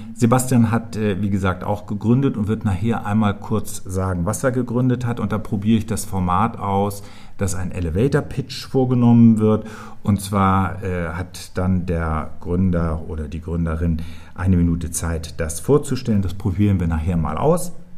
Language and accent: German; Schleswig-Holstein, Germany; also born or lived in Hamburg area; now in Berlin, Germany; Ich bin 1959 in Schleswig-Holstein geboren. Das ist meine Heimat.